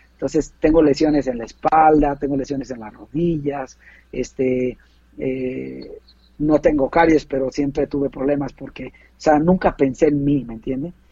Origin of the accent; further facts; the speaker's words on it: Puebla, Mexico; moved away as an adult; now in San Luis Potosí, Mexico; yo soy de Puebla, este, en la ciudad de Puebla